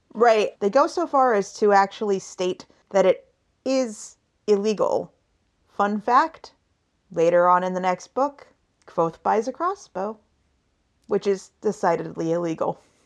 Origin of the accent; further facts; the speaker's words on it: western Washington and/or Oregon, Pacific Northwest, United States; we both hail from the wet part of the Pacific Northwest, which is the western part of Washington and or Oregon.